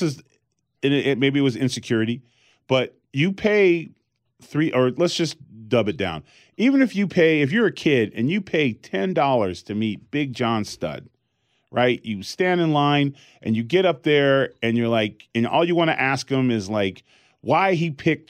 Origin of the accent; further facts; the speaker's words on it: California, United States; growing up in California